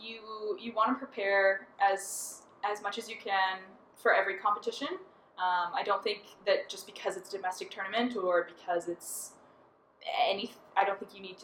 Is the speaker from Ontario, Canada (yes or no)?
no; Halifax, Nova Scotia, Canada; I'm from Halifax